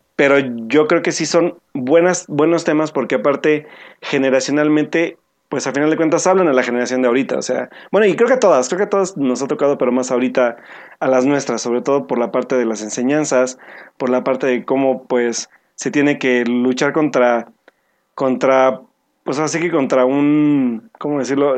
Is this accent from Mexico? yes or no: yes; Mexico; nosotros como mexicanos